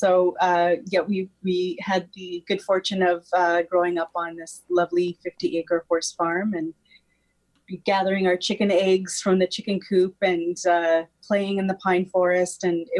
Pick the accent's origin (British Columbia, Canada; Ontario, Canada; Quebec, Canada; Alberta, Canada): Ontario, Canada; Stouffville; Well, I grew up in just outside of Toronto in Stouffville, Ontario, on a horse farm.